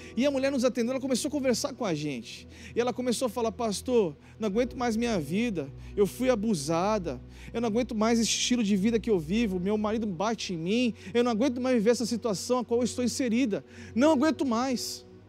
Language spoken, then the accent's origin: Portuguese; Balneário Camboriú, Santa Catarina, Brazil; moved away; Balneário Camboriú, Santa Catarina, minha terra